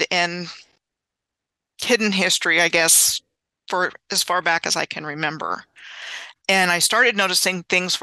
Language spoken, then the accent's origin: English; Gaithersburg, Maryland, United States; moved away as an adult; also born or lived in Clovis, New Mexico / Fairbanks, Alaska / Wyoming / Oklahoma City, Oklahoma; I grew up in the Gaithersburg, Rockville, Maryland area in Montgomery County. So I grew up about 20 miles from Washington, D.C.